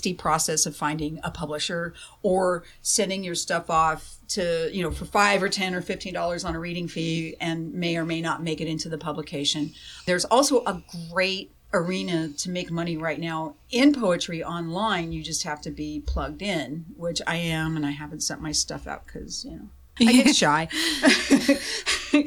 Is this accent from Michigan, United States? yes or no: no; Tempe, Arizona, United States; moved away as an adult; also born or lived in Tucson, Arizona / Phoenix, Arizona; now in Kansas, United States; I grew up in Tempe